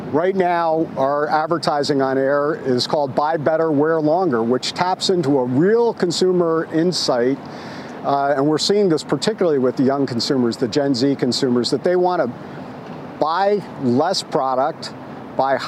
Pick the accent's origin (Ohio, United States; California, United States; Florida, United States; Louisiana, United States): California, United States; San Francisco; San Francisco, my hometown